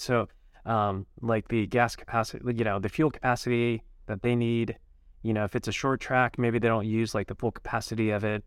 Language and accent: English; Utah, United States; also born or lived in Holladay, Utah; born and raised in Utah.